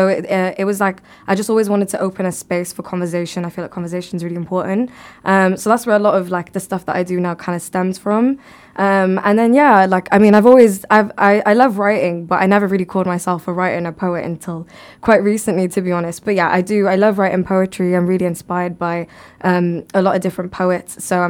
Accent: Bangladesh; So if I were to build a well, even in my home country, like in Bangladesh, even after I pass away

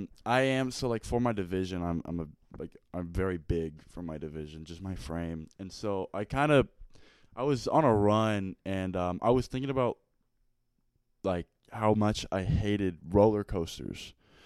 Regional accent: Texas, United States; I'm from Texas.

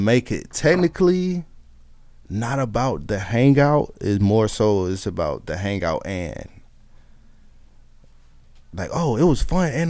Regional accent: the South, United States; I'm from the South.

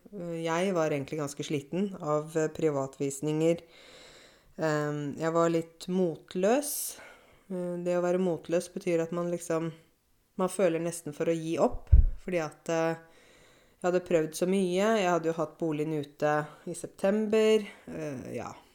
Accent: Åmot, Norway; moved away; jeg kjenner hver eneste krik og krok av Åmot. Det er det stedet der jeg kommer fra

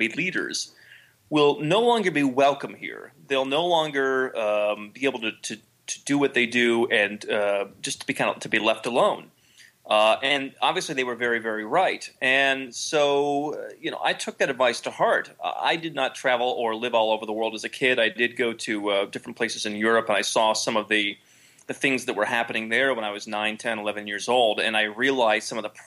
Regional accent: Ohio, United States; moved away; I grew up in Ohio, of all places. I grew up in the Midwest

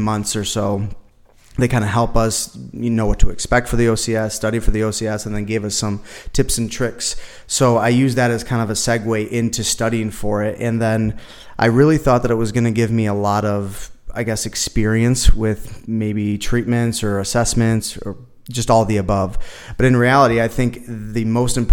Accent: Buffalo, New York, United States; moved away as an adult; now in Las Vegas, United States; I'm originally from Buffalo, New York, and I moved here to Vegas in 2014

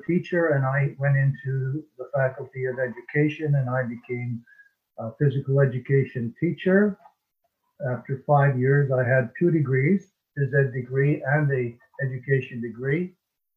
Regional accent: Alberta, Canada; also born or lived in Edmonton; now in British Columbia, Canada; I'm a Canadian. I live now in British Columbia, which is on the West Coast, but I was born in Alberta

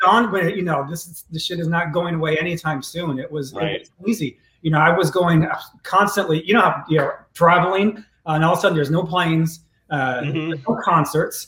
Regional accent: Detroit, Michigan, United States; moved away; I grew up in Detroit

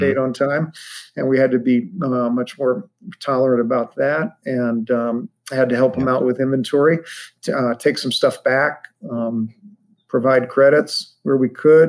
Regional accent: Ohio, United States; I grew up in Ohio.

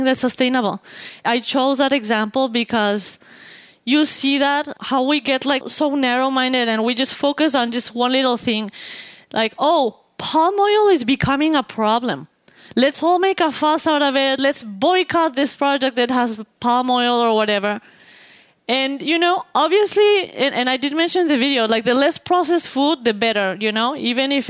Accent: Mexico; because I am from Mexico

